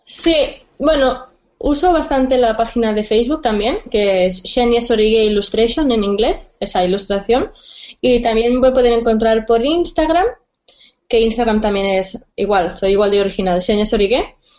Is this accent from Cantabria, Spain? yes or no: no; Barcelona, Catalonia, Spain; soy de Barcelona